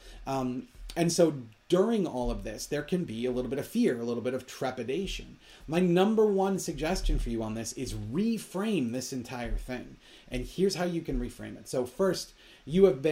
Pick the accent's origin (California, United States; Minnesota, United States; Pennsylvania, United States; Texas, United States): Minnesota, United States; I grew up in Minnesota, so I am very well aware of how cold it is